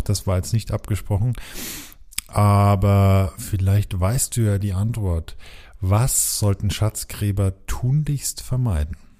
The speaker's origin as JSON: {"language": "German", "town": "Coburg", "region": "Bavaria", "country": "Germany", "said": "unsere Heimat ist ja nicht so weit auseinander. Ich komme ja aus Coburg"}